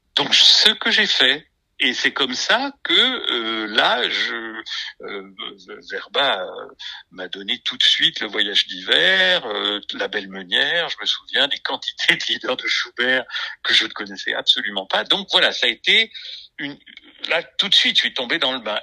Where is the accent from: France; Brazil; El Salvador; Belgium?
France; Arbois, Jura, Bourgogne-Franche-Comté; d'Arbois, qui est ma région d'origine, Côte du Jura